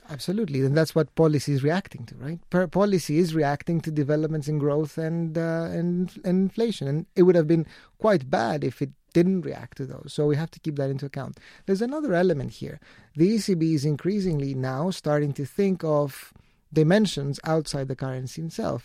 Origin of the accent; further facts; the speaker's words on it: Greece; my home country, Greece